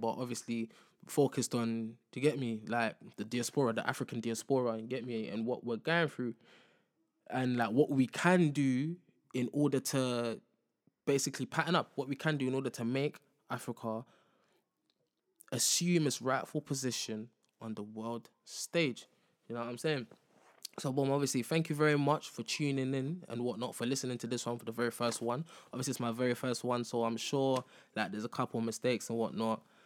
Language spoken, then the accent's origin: English; London, United Kingdom; born and raised in London